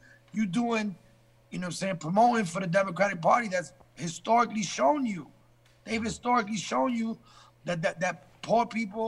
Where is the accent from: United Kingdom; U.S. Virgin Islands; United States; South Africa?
United Kingdom; England; born there; And I was born in England as a result.